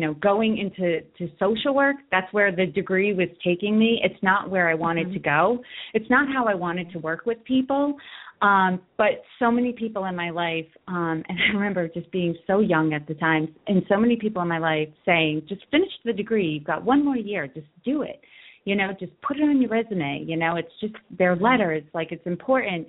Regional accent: Worcester, Massachusetts, United States; I grew up in Worcester, Massachusetts

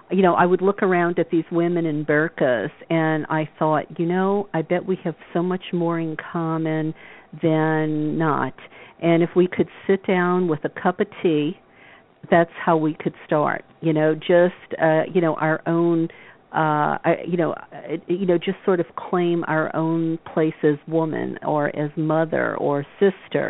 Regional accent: the South, United States; the people that I grew up with in the South

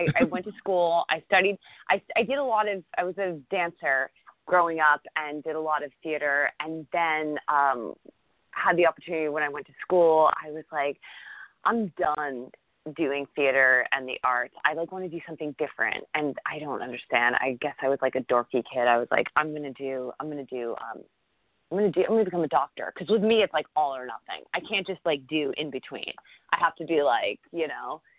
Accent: Massachusetts, United States; moved away; I grew up in Massachusetts, so I'm an East Coast girl.

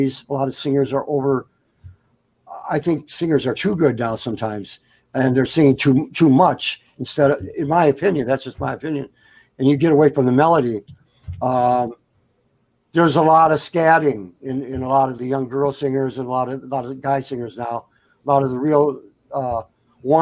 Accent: Detroit, Michigan, United States; also born or lived in Buffalo, New York / Florida; I grew up in Motown when I was 11 years old. I moved into Detroit. I was born in Buffalo, New York. I moved to Detroit when I was about 9 or 10.

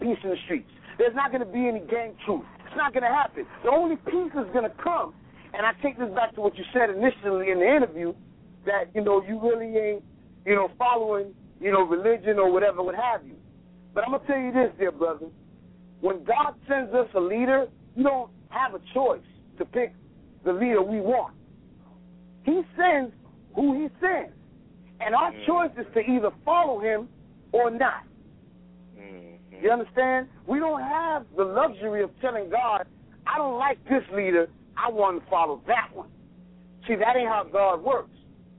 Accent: Racine, Wisconsin, United States; I'm from Racine, man.

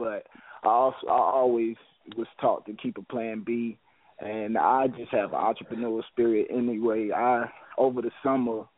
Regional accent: St. Louis, Missouri, United States; I'm from St. Louis, Missouri

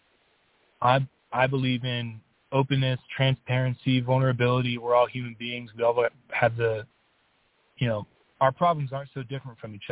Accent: St. Petersburg, Florida, United States; moved away as an adult; also born or lived in Miami, Florida; now in Colorado, United States; I was born around Miami, Florida, and I grew up in St. Petersburg, Florida, Tampa Bay area. I spent the first 22, 23 years of my life over there

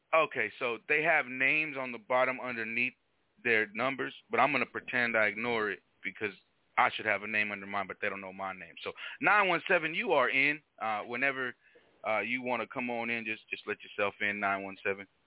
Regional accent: Arizona, United States; my hometown team

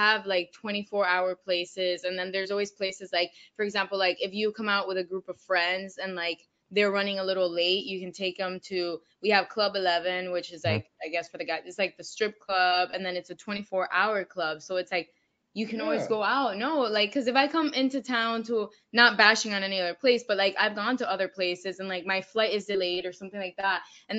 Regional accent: Miami, Florida, United States; also born or lived in Orlando; I was born and raised in Miami, Florida. So from the 305.

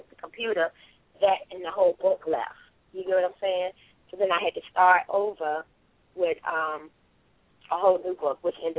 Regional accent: Richmond, Virginia, United States; Richmond, Virginia.

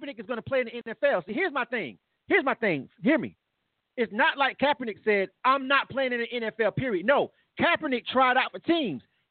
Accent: Florida, United States; I'm from Florida. It's a football state.

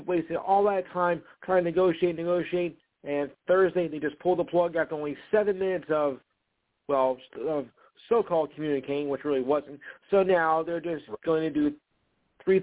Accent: New Jersey, United States; I am from New Jersey

